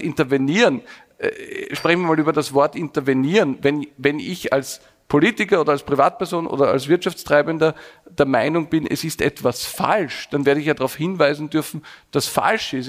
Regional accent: Vienna, Austria; bin ganz normal aufgewachsen in einem Arbeiterbezirk in, in Wien

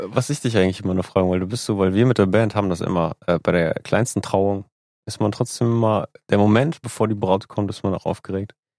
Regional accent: Lübeck, Schleswig-Holstein, Germany; now in Hamburg, Germany; ich komme aus Lübeck

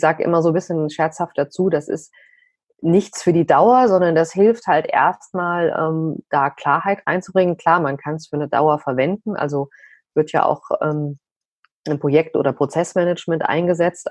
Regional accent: Frankfurt, Hesse, Germany; bei uns in Frankfurt

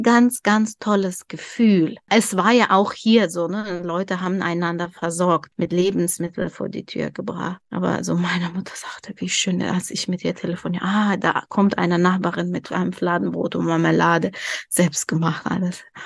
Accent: Dushanbe, Tajikistan; German is a second language; now in Germany; wir leben in, in der Hauptstadt Duschanbe

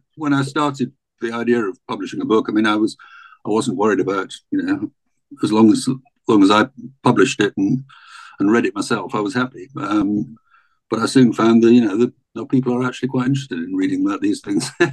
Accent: Scottish Borders, Scotland, United Kingdom; I was brought up in the borders of Scotland, about an hour south of Edinburgh

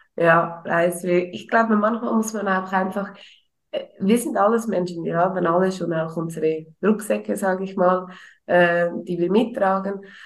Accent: Switzerland; bei uns in der Schweiz

